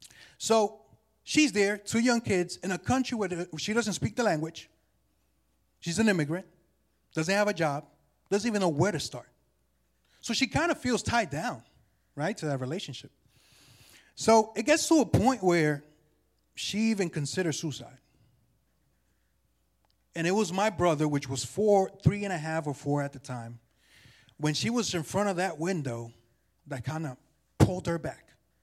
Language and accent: English; New York City, New York, United States; born there; You know, I was born in Jamaica, Queens, New York, 1986.